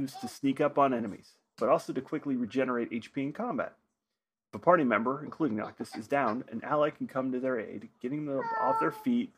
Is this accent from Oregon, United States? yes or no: yes; Oregon, United States; I grew up in Oregon